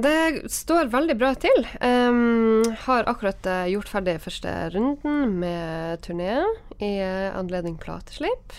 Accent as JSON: {"language": "Norwegian", "region": "Northern Norway", "country": "Norway", "said": "Og jeg er jo nordlending"}